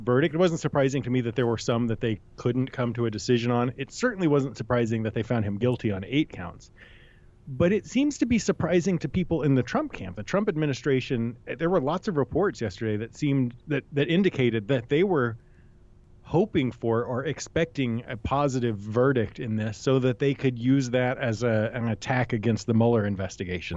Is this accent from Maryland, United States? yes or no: no; New Hampshire, United States; I'm from New Hampshire